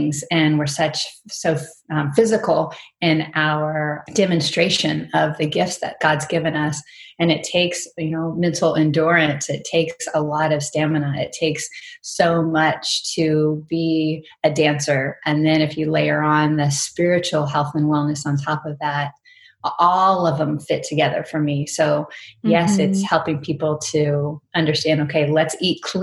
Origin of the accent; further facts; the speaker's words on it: Virginia, United States; moved away as an adult; also born or lived in Arizona; now in Mississippi, United States; I grew up in Virginia and was born in Southern Virginia.